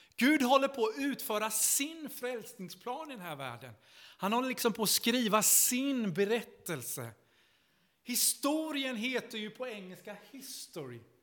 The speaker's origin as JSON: {"language": "Swedish", "town": "Vimmerby", "region": "Kalmar County", "country": "Sweden", "tie": "born or raised there", "also_born_or_lived": "Stockholm", "moved": "as an adult", "said": "jag kom från Vimmerby i Småland uppvuxen i Missionskyrkan"}